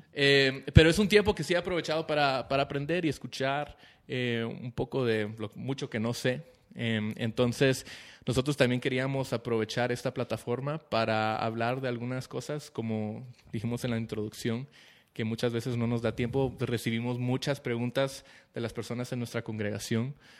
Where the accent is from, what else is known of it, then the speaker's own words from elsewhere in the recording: Guatemala; somos guatemaltecos